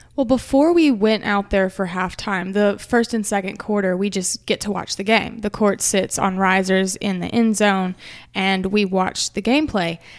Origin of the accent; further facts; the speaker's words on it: Hernando, Mississippi, United States; surrounded by my hometown that came out